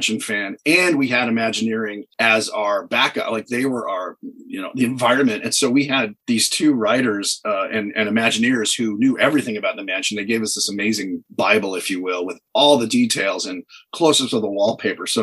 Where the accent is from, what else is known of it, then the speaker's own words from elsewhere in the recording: Los Angeles, California, United States; I grew up near Disney or, you know, in L.A. So I went to Disneyland all the time